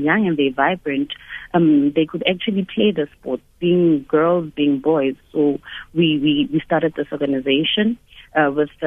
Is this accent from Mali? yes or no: no; Soweto, Gauteng, South Africa; born and bred in Soweto